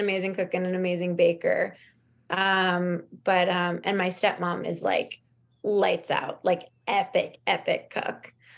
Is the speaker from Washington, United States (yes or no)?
no; Los Angeles, California, United States; growing up in Los Angeles